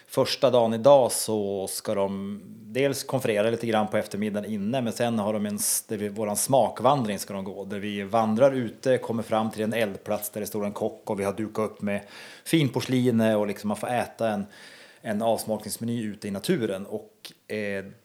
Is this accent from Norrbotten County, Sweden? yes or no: yes; Kalix, Norrbotten County, Sweden; now in Härnösand, Sweden; Men Härnösand, om man då jämför med Kalix, där jag kommer ifrån, så känns ju Kalix som Ryssland i jämförelsevis med här.